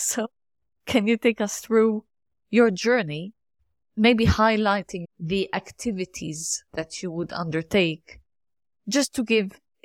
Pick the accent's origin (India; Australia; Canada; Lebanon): Lebanon; moved away; I'm from Lebanon originally